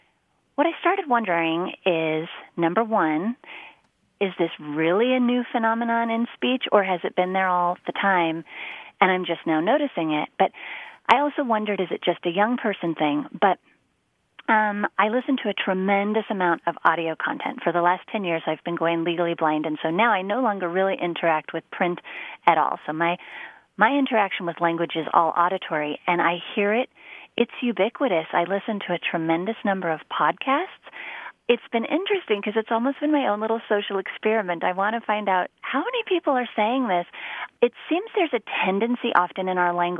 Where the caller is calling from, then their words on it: Denver, Colorado, United States; I'm calling from Denver, Colorado